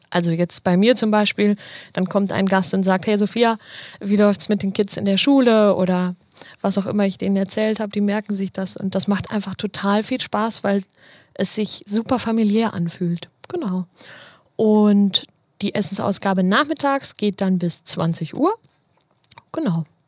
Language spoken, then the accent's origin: German; Marburg, Hesse, Germany; now in Dortmund, Germany; Also ich komme ja nicht aus Dortmund, ich komme ja ursprünglich aus Marburg in Hessen